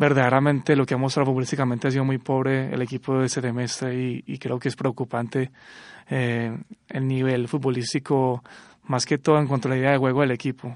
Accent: Antioquia, Colombia; uno como antioqueño

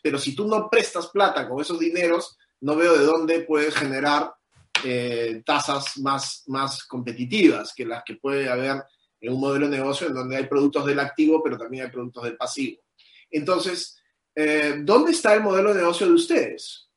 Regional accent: Peru; nosotros como peruanos

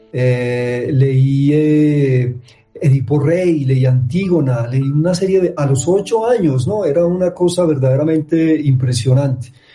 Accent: Barrancabermeja, Santander, Colombia; also born or lived in Medellín; nací en Barranca Bermeja, eh, repito, en medio de una familia antioqueña

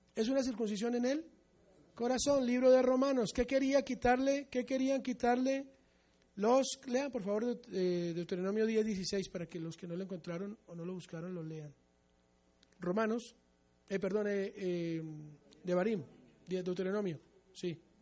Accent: Colombia; nosotros los mesiánicos amemos a Israel como colombianos con un apellido bien goy

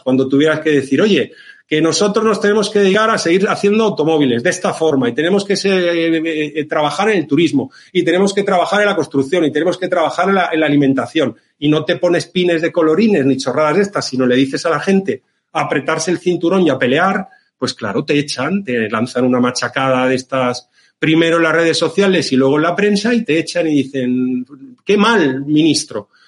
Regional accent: Valencian Community, Spain; la bonita comunidad valenciana, mi tierra

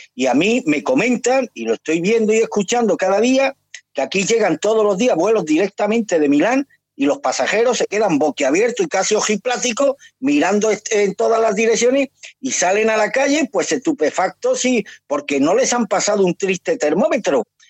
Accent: Spain; also born or lived in Andalusia

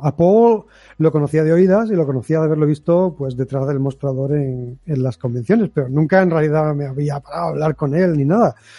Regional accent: Algeciras, Andalusia, Spain; mi pueblo, destruir Algeciras

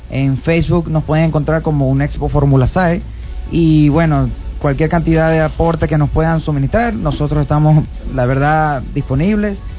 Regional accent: Venezuela; nosotros mismos los venezolanos, porque si nacimos aquí es por algún motivo

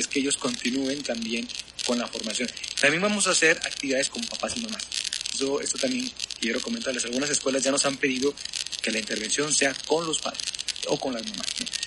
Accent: Nuevo León, Mexico; las personas en Nuevo León, yo creo, y en mi país, pero yo creo que en Nuevo León bastante, somos muy competitivos

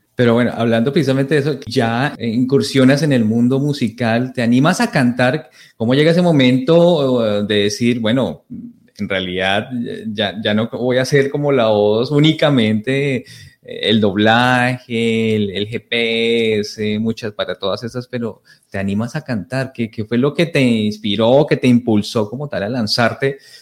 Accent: Colombia; now in Toronto, Canada; entramos los colombianos

